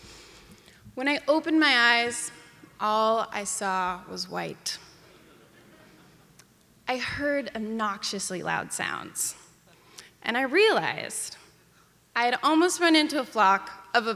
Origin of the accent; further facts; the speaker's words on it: Ketchum, Idaho, United States; my hometown of Ketchum, Idaho